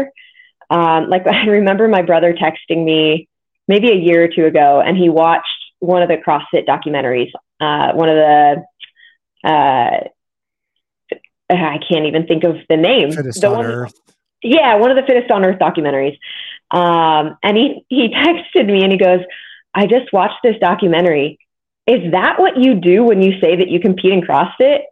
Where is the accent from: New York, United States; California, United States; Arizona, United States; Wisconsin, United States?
California, United States; Modesto; moved away as an adult; also born or lived in New Jersey; My parents still live in Modesto, which is where I grew up